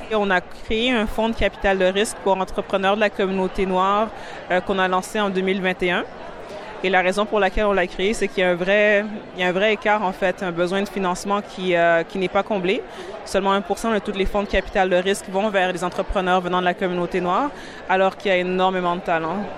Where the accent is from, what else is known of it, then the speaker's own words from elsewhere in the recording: Montreal, Quebec, Canada; also born or lived in Burundi; J'ai grandi à Montréal et donc c'est venu plus d'un constat où Ma famille a immigré du Burundi ici